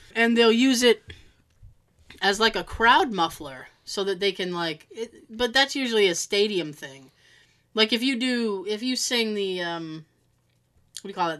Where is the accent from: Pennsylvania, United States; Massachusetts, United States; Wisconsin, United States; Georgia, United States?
Massachusetts, United States; Boston area, toward Cape Cod; I'm from Boston.